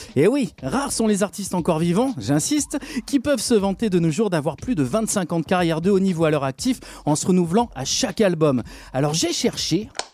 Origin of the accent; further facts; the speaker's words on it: Lyon, Auvergne-Rhône-Alpes, France; chez nous à Lyon